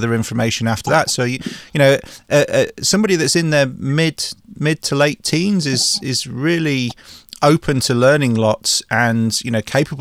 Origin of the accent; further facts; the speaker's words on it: England, United Kingdom; I'm English